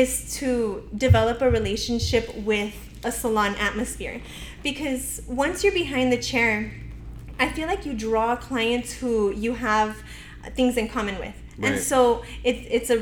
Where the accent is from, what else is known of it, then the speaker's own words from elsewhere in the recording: El Paso, Texas, United States; I am from El Paso. I don't know any other city. I've never lived anywhere else